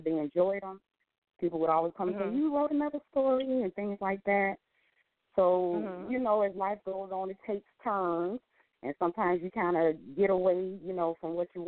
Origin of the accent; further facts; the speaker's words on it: New Jersey, United States; now in Fort Lauderdale, United States; I was born in New Jersey. I'm living now in Fort Lauderdale, Florida